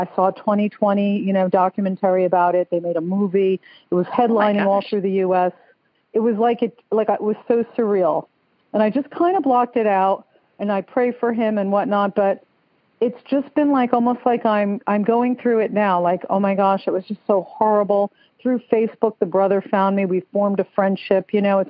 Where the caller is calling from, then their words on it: Stuart, Florida, United States; I'm calling from Stuart, Florida. It's like a sleepy fishing village north of West Palm Beach.